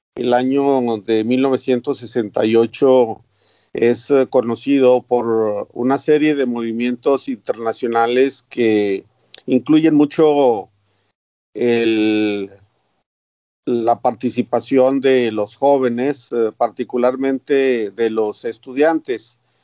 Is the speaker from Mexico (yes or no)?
yes; Piedras Negras, Coahuila, Mexico; cerca de mi pueblo natal, eh, ubicado en la ciudad de Piedras Negras, en el estado de Coahuila, al norte de México